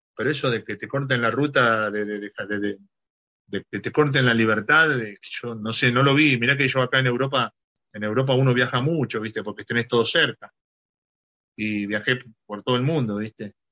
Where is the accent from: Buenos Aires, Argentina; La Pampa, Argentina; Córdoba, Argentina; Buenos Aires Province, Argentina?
Córdoba, Argentina; Cruz Alta; now in Ibiza, Spain; Cruz Alta, Cruz Alta es el sur de Córdoba, está a 120 kilómetros de Rosario